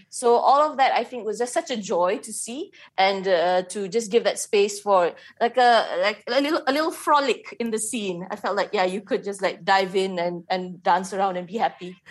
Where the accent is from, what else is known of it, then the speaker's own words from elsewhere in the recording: Malaysia; as a Malaysian